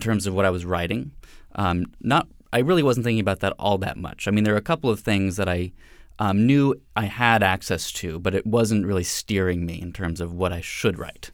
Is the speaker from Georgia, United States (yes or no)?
yes; Atlanta, Georgia, United States; moved away; I'm originally from Atlanta, Georgia